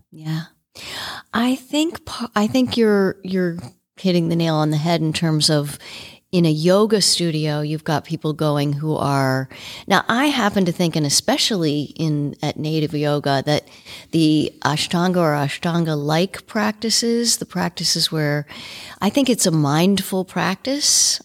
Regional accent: Washington, District of Columbia, United States; I grew up in Washington, D C.

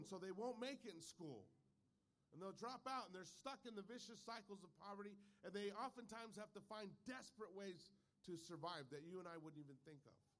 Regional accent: California, United States; I'm a Californian

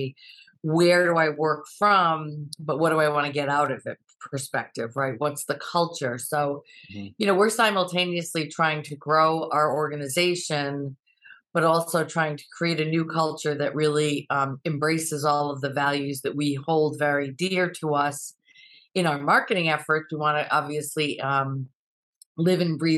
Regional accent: South Kingstown, Rhode Island, United States; moved away as an adult; now in Boston, United States; found a job in my hometown community of South Kingstown

